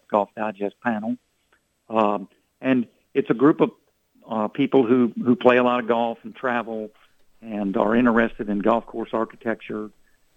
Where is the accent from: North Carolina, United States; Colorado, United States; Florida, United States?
North Carolina, United States; Charlotte, North Carolina, my home state